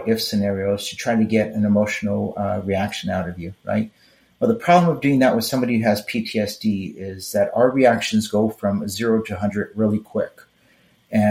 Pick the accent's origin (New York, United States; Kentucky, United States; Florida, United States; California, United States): California, United States; Los Angeles; moved away; Growing up in East Los Angeles